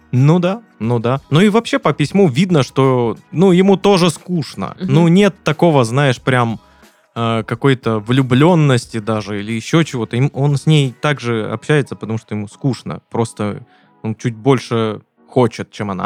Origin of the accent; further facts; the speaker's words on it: Krasnodar, Krasnodar Krai, Russia; Мы из Краснодара.